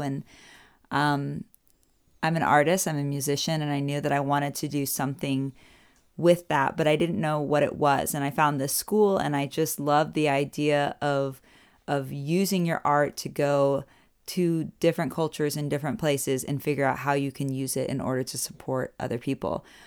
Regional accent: Orlando, Florida, United States; moved away as an adult; now in Germany; I'm from Orlando, Florida

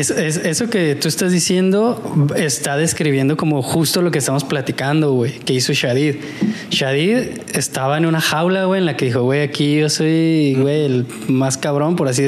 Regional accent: Mexico; De decir, güey, no, porque yo soy mexicano, güey, y en México la infraestructura no está chida, no puedo patinar así, güey.

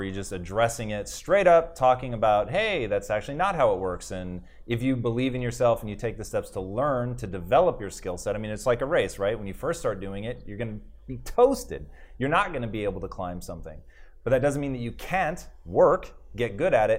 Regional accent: Tacoma, Washington, United States; I grew up in Tacoma, Washington

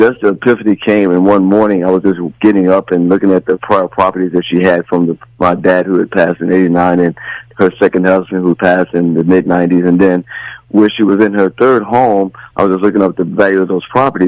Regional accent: Los Angeles, California, United States; moved away; I'm from Los Angeles

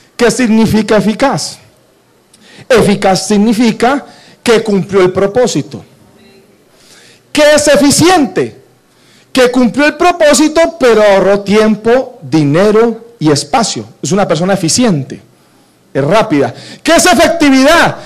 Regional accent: Cali, Valle del Cauca, Colombia; Yo debería estar en mi tierra, en Cali

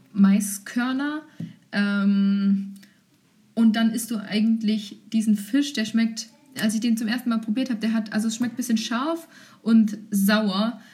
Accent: Germany; ich war eine Deutsche

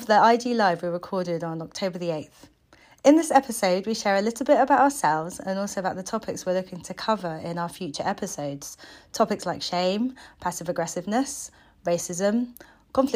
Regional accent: United Kingdom; I was born in the UK.

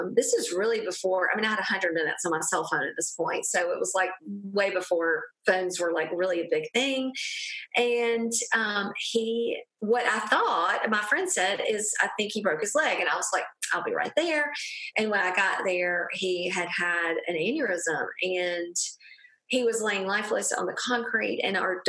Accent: a small town in Alabama, United States; I am from a small town in Alabama. I'm sure none of your listeners can hear my accent.

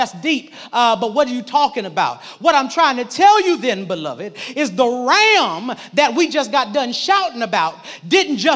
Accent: Midwest, United States; I grew up in the Midwest

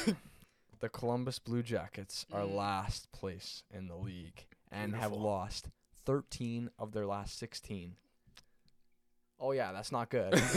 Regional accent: Canada; I'm Canadian

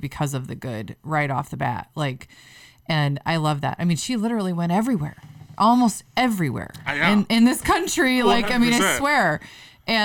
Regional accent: Waterloo, Iowa, United States; my hometown is just that we've dealt with so much negative perception of Waterloo

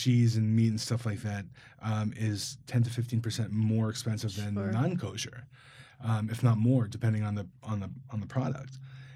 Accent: Seattle, Washington, United States; also born or lived in New York City; now in South Bend, United States; I grew up in Seattle.

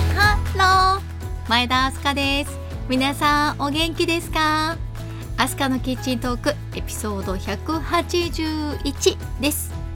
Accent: Kanazawa, Ishikawa, Japan; 私金沢生まれの金沢育ちなんですよね

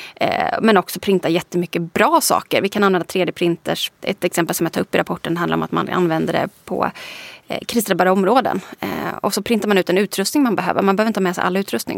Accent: Småland, Sweden; moved away; also born or lived in Lund; Nu är jag uppvuxen i liksom, entreprenörs Småland.

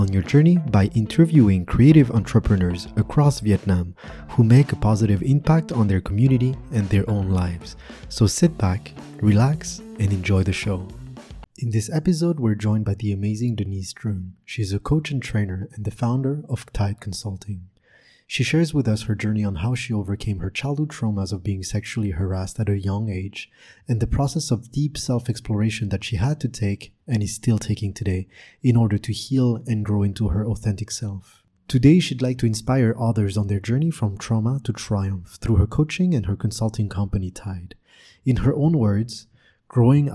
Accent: France; I'm from France too

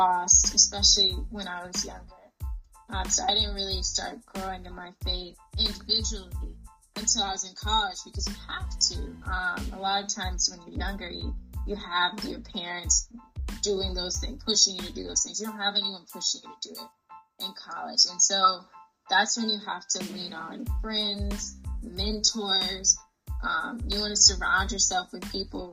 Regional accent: Wilmington, Georgia, United States; moved away as an adult; also born or lived in Clemson, South Carolina; now in Los Angeles, United States; I'm originally from Wilmington, Georgia

